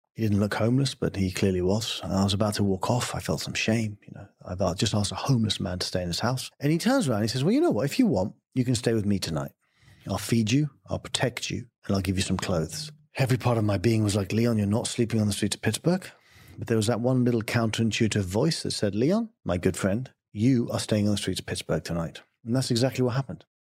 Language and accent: English; England, United Kingdom; I'm English.